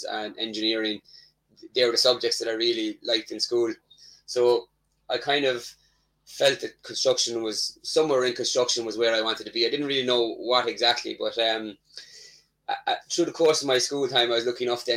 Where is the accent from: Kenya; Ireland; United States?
Ireland; Tipperary, Munster; I'm from an area in Ireland called Tipperary